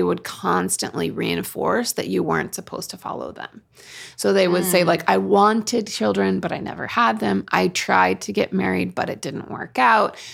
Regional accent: Oregon, United States; moved away as an adult; also born or lived in Utah; I grew up in Oregon and because my parents are converts

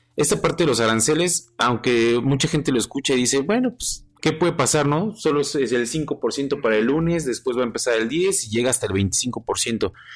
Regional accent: Mexico; nosotros somos un país que es un país joven

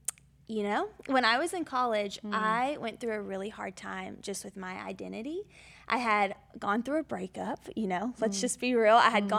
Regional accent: Georgia, United States; accent: southern twang; I have a little bit of a southern twang. Mm. I am originally from Georgia, and honestly, I grew up in a Southern Baptist home.

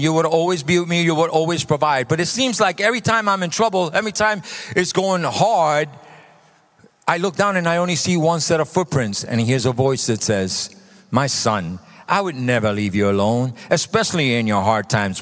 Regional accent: New York City, New York, United States; moved away; So I come from New York. I'm a New Yorker a Brooklynite

